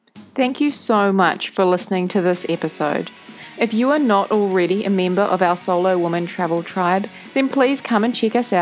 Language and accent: English; New Zealand; accent: Kiwi; my Kiwi accent can be a bit hard to understand when I talk too fast